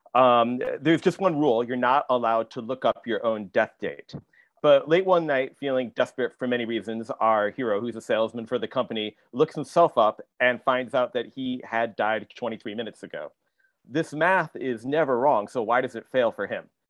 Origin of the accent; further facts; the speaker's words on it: Michigan, United States; I grew up in Michigan, not that far away. I grew up in the Midwest